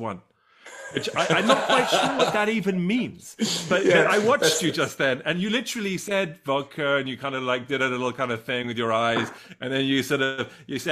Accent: England, United Kingdom; I grew up in England

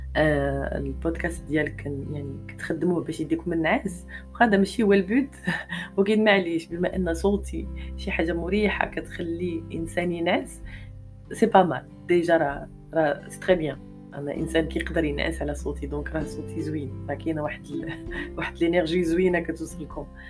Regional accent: Morocco; حنا عندنا في المغرب

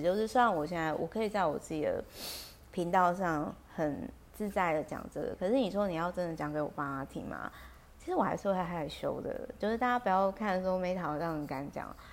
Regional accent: Taiwan; 我小时候在眷村的时候

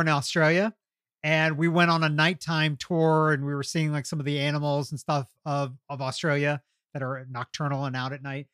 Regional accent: Kentucky, United States; now in Atlanta, United States; when I was growing up in Kentucky

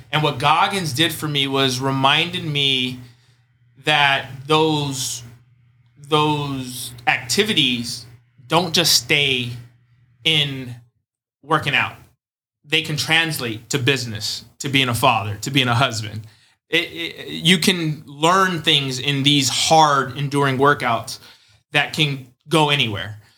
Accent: Chula Vista, California, United States; I'm from San Diego, uh, specifically Chula Vista.

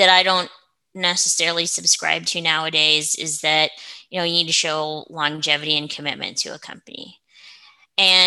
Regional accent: Oregon, United States; also born or lived in Seattle; now in Colorado, United States; I'm originally from Oregon

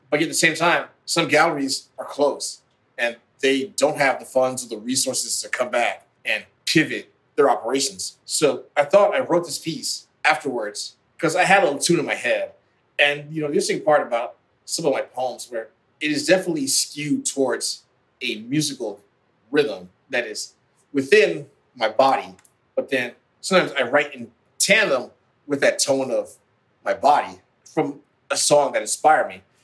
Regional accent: Midwest, United States; a son of African immigrants growing up in the Midwest

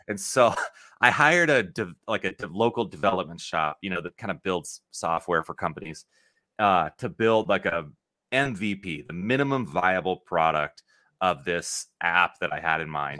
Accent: Lincoln, Nebraska, United States; I'm from Lincoln, Nebraska

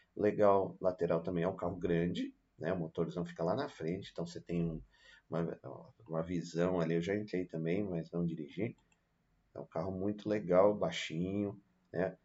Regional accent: Brazil; a gente é brasileiro, nós somos brasileiros

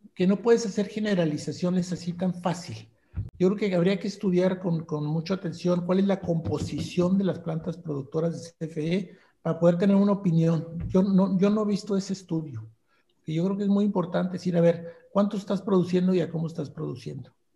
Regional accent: Monterrey, Nuevo León, Mexico; yo soy regiomontano

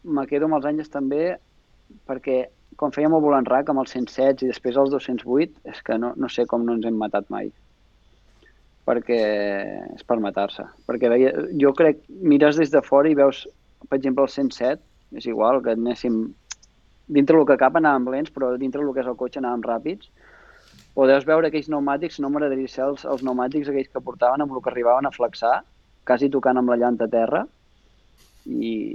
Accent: Vidreres, Catalonia, Spain; now in Quart, Spain; estic empadronat a Vidreres, sóc de Vidreres

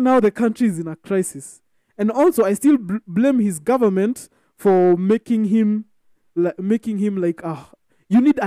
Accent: Kenya; I'm Kenyan

